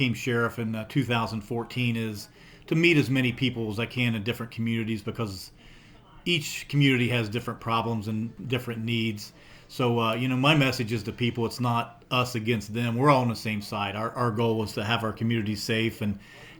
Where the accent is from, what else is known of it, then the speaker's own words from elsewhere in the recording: Coolville, Ohio, United States; I was born and raised in Coolville, Ohio.